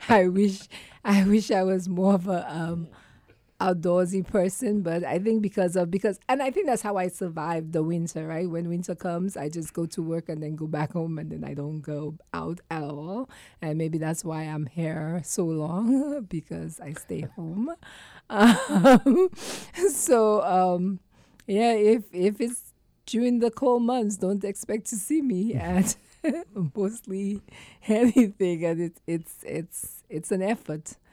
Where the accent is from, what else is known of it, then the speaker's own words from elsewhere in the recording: New York, United States; Hey, I'm a New Yorker